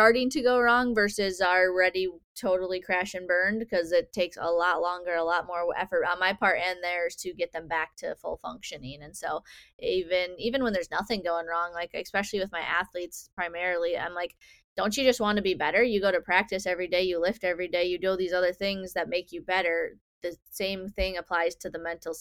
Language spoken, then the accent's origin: English; near Milwaukee, Wisconsin, United States; I grew up down near Milwaukee